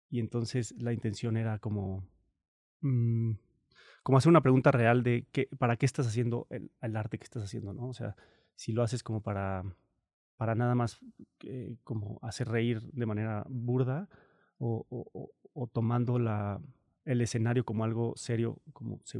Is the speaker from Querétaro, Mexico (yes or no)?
no; Morelia, Michoacán, Mexico; also born or lived in Cancún; yo nací en Cancún, pero viví ocho meses em, hasta que llegó el huracán Gilberto, se llama, en el 88. Luego pasó lo del huracán y decidieron moverse a Morelia.